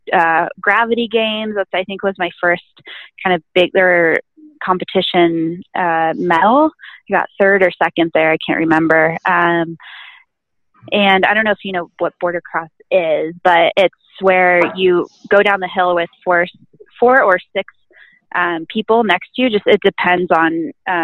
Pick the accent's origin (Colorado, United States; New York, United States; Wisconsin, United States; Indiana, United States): Colorado, United States; Aspen; I'm from Aspen, Colorado, and we have a really great ski and snowboard club here